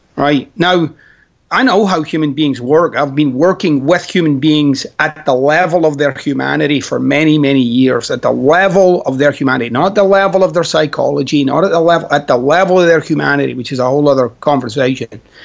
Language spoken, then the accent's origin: English; Glasgow, Scotland, United Kingdom; moved away; I'm Scottish.